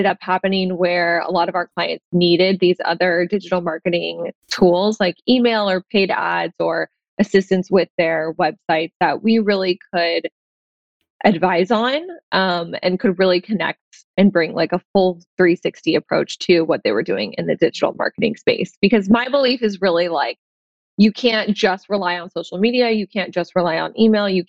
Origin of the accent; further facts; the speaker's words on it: Tampa, Florida, United States; now in Santa Monica, United States; I am in Santa Monica, California, but I grew up in Tampa, Florida